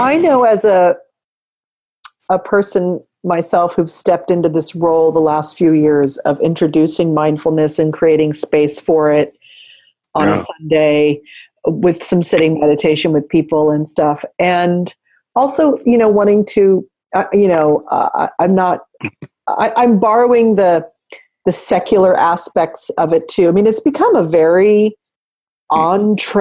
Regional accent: California, United States; growing up in the West, in America, in California, just growing up in the 20th century

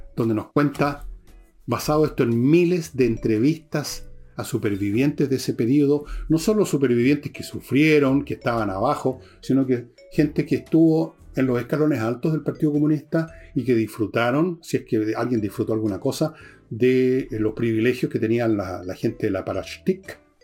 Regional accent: Chile

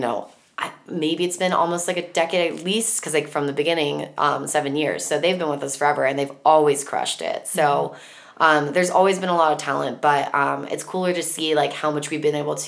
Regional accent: Denver, Colorado, United States; I'm from Denver

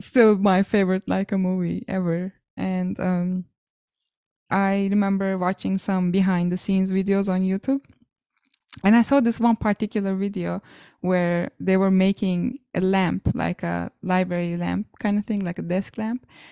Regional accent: Ankara, Turkey; a university in my hometown, Ankara, called Hacettepe

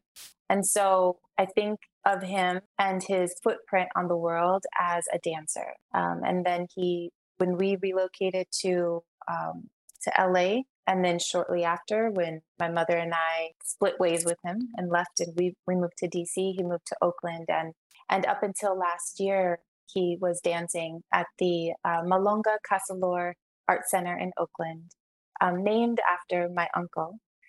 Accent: Kinshasa, DR Congo; born there; But I was born in Kinshasa, Zaire. My family is from Brazzaville, Congo. Zaire is now Democratic Republic of Congo, DRC.

